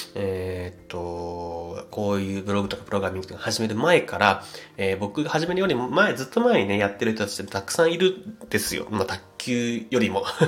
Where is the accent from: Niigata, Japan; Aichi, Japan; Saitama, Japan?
Saitama, Japan; 僕埼玉県出身なんですけども